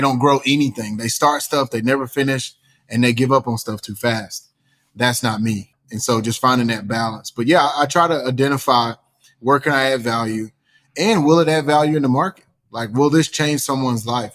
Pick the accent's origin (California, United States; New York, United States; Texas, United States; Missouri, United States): Texas, United States; East; born and raised in East Texas with a single mom